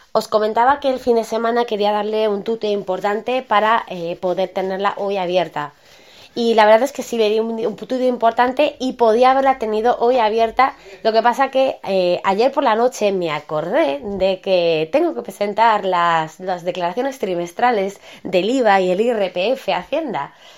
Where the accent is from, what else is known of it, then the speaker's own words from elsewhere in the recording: Spain; todo el mundo tenemos dos apellidos en España